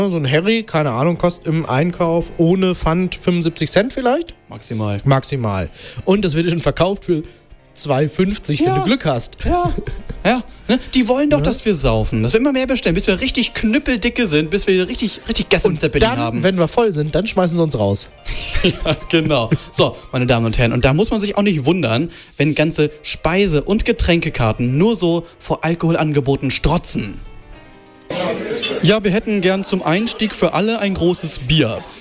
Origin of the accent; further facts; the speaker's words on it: Hanover, Lower Saxony, Germany; ich bin natürlich ein großer Fan als äh, Hannoveraner von Lütje Lage.